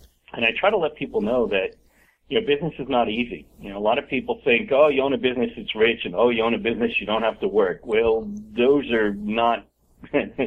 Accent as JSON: {"language": "English", "country": "United States", "tie": "born or raised there", "lives_now": "Charlotte, United States", "said": "I was born in the United States. My father was born in Italy"}